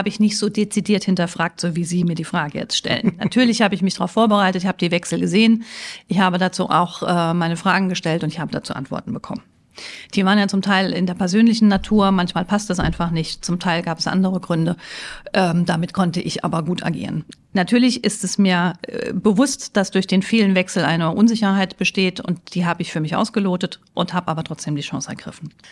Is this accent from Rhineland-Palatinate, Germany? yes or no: yes; Mainz, Rhineland-Palatinate, Germany; mein Mann ist äh, gebürtiger Freiburger, ich bin ja Mainzerin, also haben wir uns natürlich eher Richtung Süden Deutschlands orientiert